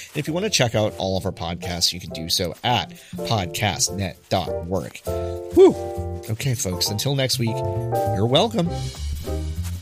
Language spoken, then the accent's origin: English; Texas, United States; I grew up in Texas